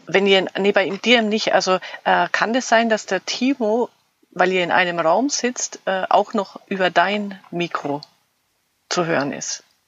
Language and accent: German; Fürth, Bavaria, Germany; ihr kommt aus Fürth, mein Heimatort.